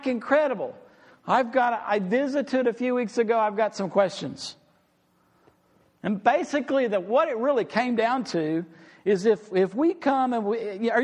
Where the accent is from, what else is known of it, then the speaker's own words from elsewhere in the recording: Amarillo, Texas, United States; I grew up in Amarillo